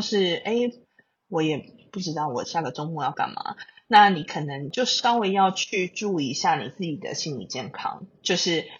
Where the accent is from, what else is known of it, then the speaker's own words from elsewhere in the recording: Taiwan; 我身为台湾人